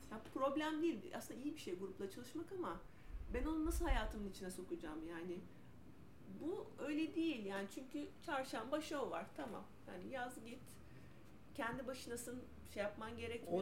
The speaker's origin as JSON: {"language": "Turkish", "region": "İzmir", "country": "Turkey", "also_born_or_lived": "Ankara", "moved": "as an adult", "said": "İzmirliyim ben."}